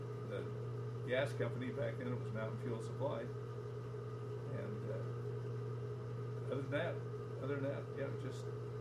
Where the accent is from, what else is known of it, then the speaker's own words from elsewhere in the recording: Salt Lake City, Utah, United States; Downtown Salt Lake. 7th South, 8th East